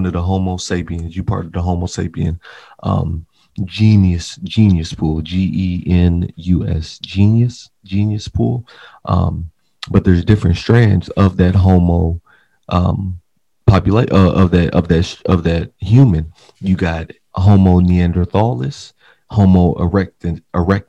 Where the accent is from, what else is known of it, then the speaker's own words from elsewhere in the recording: Kentucky, United States; We're from Kentucky